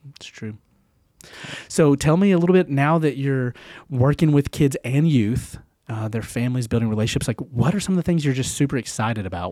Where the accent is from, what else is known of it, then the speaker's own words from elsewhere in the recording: Knoxville, Tennessee, United States; also born or lived in Nashville; I'm from the South. I'm born and raised in Knoxville. Well, I was born in Nashville, but still the South.